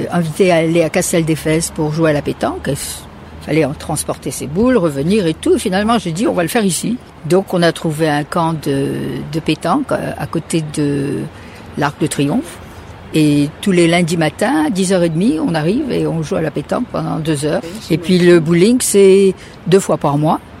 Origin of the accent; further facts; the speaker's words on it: France; also born or lived in United States; now in Barcelona, Spain; je viens des États-Unis, mais je suis française.